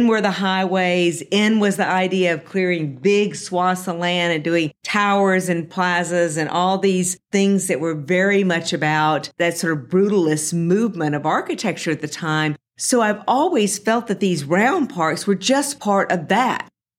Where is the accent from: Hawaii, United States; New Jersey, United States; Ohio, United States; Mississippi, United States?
Mississippi, United States; Jackson; I grew up in Jackson, Mississippi, and we did not have a professional sports franchise in Mississippi.